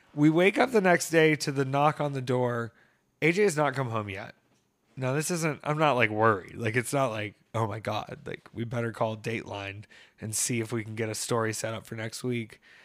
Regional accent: Greer, South Carolina, United States; I grew up in Greer, Peter, out there in Greer by the G S P airport

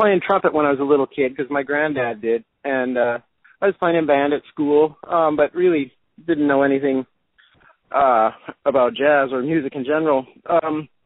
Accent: Canada; also born or lived in Washington State / Texas / Vancouver; I'm Canadian, but I did go to school in the U.S.

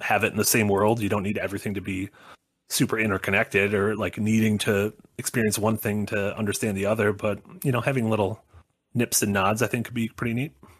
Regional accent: Sun Prairie, Wisconsin, United States; the town I grew up in Wisconsin was the hometown of Georgia O'Keeffe

